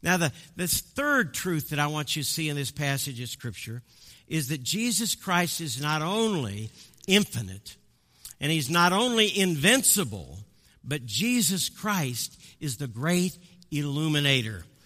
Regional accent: Midwest, United States; also born or lived in Colorado Springs, Colorado; I'm from the Midwest

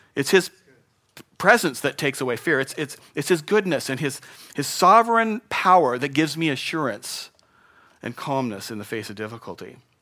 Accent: Spokane, Washington, United States; moved away; I grew up in Spokane, and, um, the winters there were a little different than here

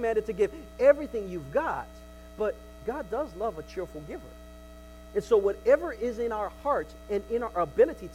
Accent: United States; We're American. We're American

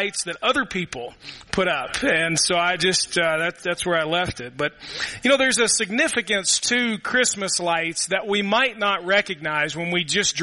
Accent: Louisville, Kentucky, United States; now in Murray, United States; We had a neighborhood when I grew up in Louisville

